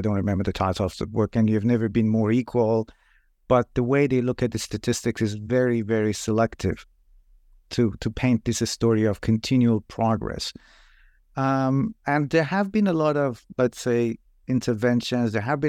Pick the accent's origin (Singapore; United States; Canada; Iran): Iran; English is a second language; moved away as an adult; now in New Zealand; I'm originally from Iran myself, and I moved to New Zealand about 11 years ago to do my PhD